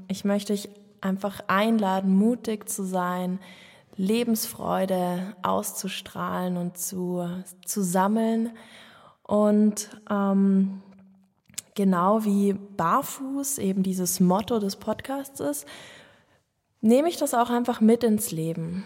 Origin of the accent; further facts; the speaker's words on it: Munich, Bavaria, Germany; ich bin geborene Münchnerin, ähm, bin als Einzelkind in einer Familie in München Stadt aufgewachsen